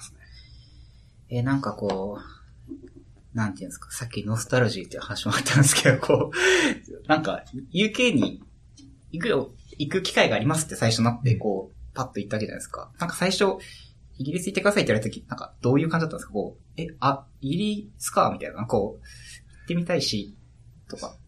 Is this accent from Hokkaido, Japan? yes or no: yes; Hokkaido, Japan; 僕北海道出身なんですけど